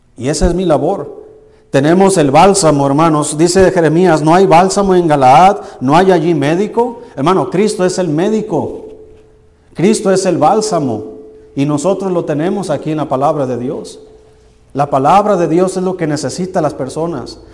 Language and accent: Spanish; Tequila, Jalisco, Mexico; moved away; el Señor me sacó de allá de, un pueblo que se llama Tequila, Jalisco